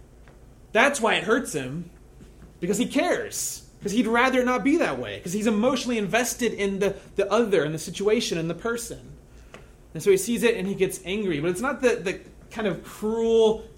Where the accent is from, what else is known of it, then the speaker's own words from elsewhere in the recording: the Bible Belt, United States; I grew up in the Bible Belt